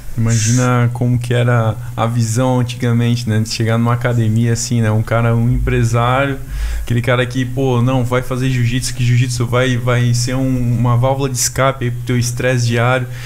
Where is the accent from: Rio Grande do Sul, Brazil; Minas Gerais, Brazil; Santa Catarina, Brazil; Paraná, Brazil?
Santa Catarina, Brazil; Blumenau; sou da cidade de Blumenau também